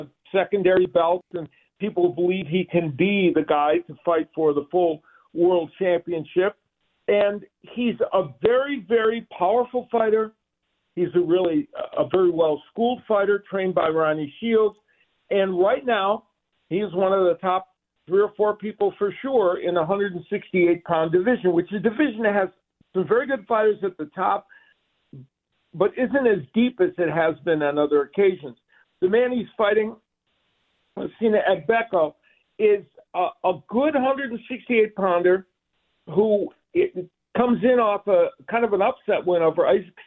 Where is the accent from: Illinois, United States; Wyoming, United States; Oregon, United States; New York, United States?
Illinois, United States; Chicago; I'm a Chicagoan, so I grew up with Midwest weather